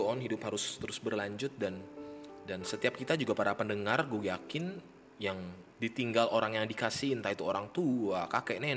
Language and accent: Indonesian; North Sumatra, Indonesia; gue orang Tapanuli atau orang Batak